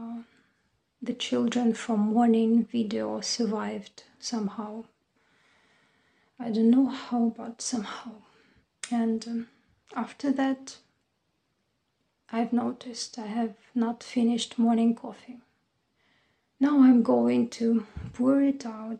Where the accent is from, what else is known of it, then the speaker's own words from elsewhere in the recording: Dnipro, Dnipropetrovsk Oblast, Ukraine; moved away as an adult; now in Chernivtsi, Ukraine; My hometown is Dnipro